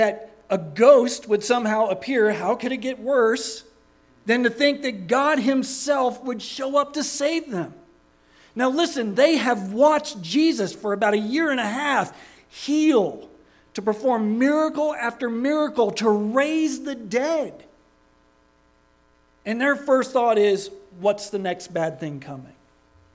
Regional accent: Daytona Beach, Florida, United States; I grew up in Daytona Beach, Florida

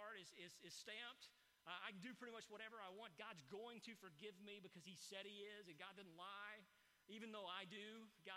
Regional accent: East Texas, United States; I grew up in East Texas

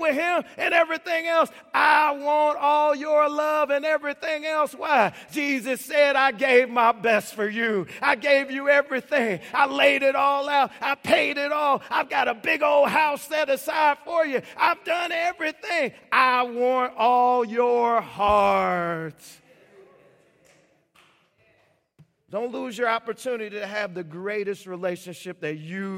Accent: Chicago, Illinois, United States; I grew up in Chicago

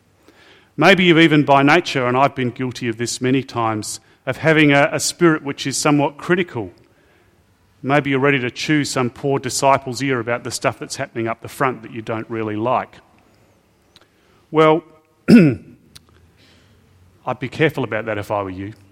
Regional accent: Australia; I have sometimes felt ashamed as an Aussie

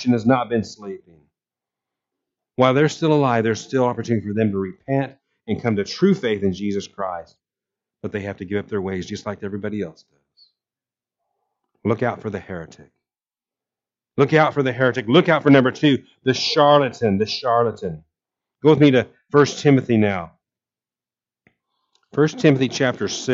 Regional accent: Abilene, Kansas, United States; moved away; I was born in Abilene, and my mother lived there for years

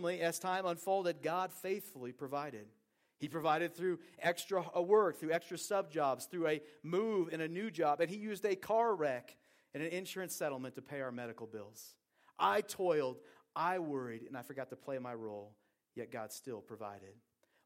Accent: Portland, Oregon, United States; I grew up in Portland, Oregon

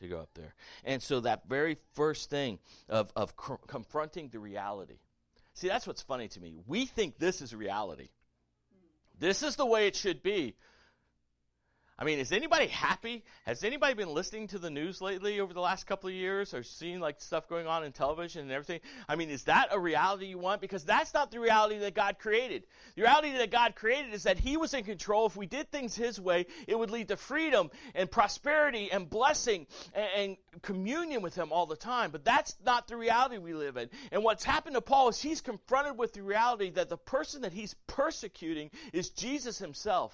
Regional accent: the American South, United States; I'm a good old Southern boy. I'm born in America. I'm American. Born in the South.

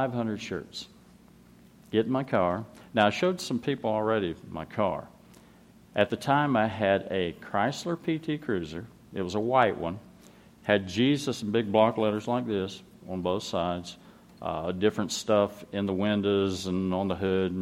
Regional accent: Florida, United States; I'm from Florida

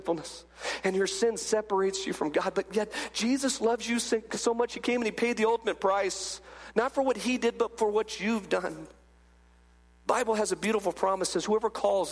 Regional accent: California, United States; I grew up in California, and when I was a little bitty guy, I remember I'm like 8 years old, my dad would take me down

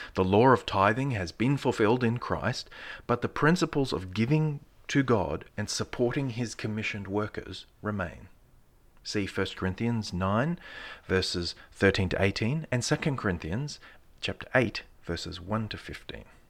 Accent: Australia; being an Australian

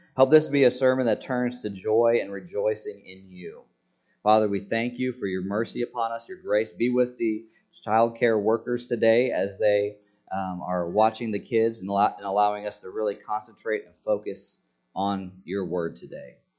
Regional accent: United States; as American citizens

